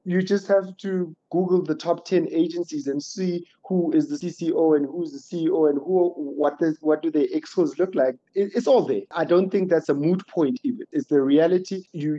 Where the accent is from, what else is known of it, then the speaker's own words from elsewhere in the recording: Bryanston, Gauteng, South Africa; I'm a guy, I grew up in Bryanston, I live around Bryanston, I went to school up the road.